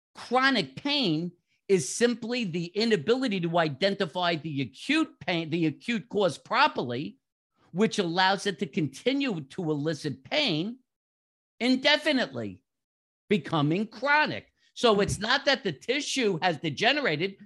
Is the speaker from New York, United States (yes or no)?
yes; New York, United States; moved away as an adult; also born or lived in South Florida; now in Jacksonville, United States; From my accent, most people should figure out I grew up in New York.